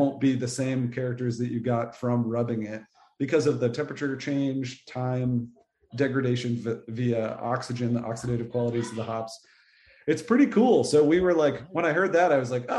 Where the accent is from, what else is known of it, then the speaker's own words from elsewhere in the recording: New England, United States; now in North Carolina, United States; I grew up in New England